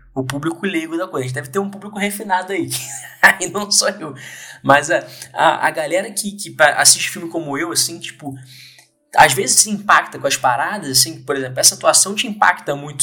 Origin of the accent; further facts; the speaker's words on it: Brazil; enquanto brasileiro